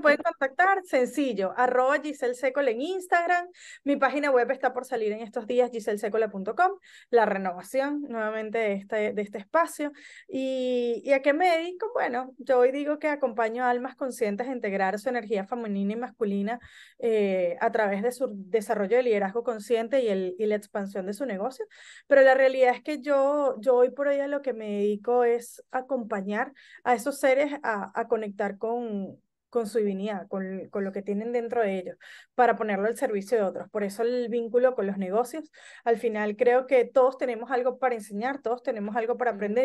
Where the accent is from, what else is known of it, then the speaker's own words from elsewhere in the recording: Venezuela; moved away as an adult; also born or lived in Barquisimeto, Venezuela / Caracas, Venezuela / Spain; now in Argentina; nací en Venezuela, eh, migré por primer, viví en Barquisimeto, en Caracas, eh, migré por primera vez a España, vivo hace casi nueve años en la Argentina